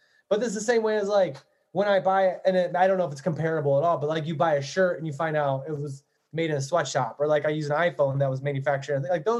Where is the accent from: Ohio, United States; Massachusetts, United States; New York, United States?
Ohio, United States; Cleveland; because I was born in Cleveland and like we had the stuff, and growing up, we didn't see anything wrong with it.